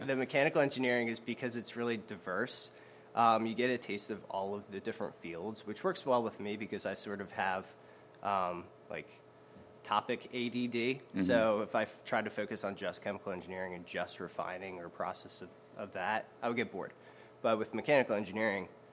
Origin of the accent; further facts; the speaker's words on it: Audubon, New Jersey, United States; also born or lived in Baltimore, Maryland; I grew up the rest of my life in Audubon, New Jersey, which is right over the Walt Whitman Bridge